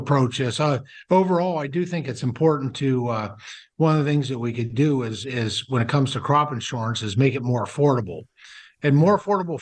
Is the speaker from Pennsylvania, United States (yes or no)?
yes; Pennsylvania, United States; my home state of Pennsylvania